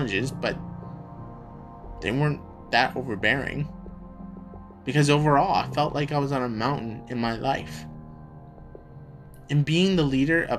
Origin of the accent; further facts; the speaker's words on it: Canada; moved away as an adult; also born or lived in United States; I am a Canadian citizen, and I was living and working in the States